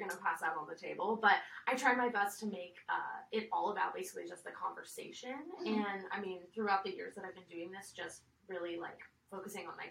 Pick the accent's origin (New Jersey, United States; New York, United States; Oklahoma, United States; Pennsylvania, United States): New York, United States; moved away as an adult; now in Costa Mesa, United States; I am not from here. I'm actually from New York